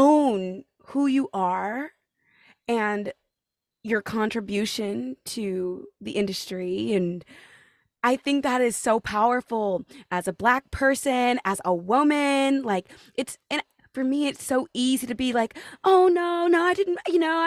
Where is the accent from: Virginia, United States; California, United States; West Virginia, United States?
California, United States; now in New York, United States; I'm from California and I'm, like, from a small town ish from California